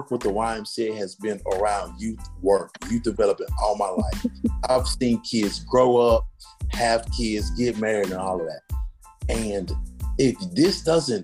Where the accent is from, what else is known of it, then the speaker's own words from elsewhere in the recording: United States; I'm first generation American. So I'm an American citizen